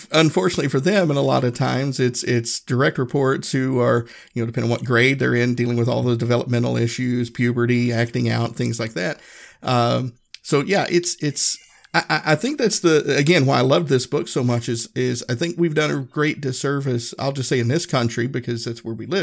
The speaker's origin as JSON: {"language": "English", "region": "Northeast Tennessee", "country": "United States", "tie": "born or raised there", "said": "I grew up in Northeast Tennessee"}